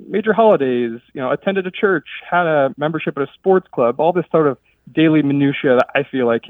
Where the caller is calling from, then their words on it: Monterey, California, United States; also born or lived in Egypt; I'm calling from Monterey, California.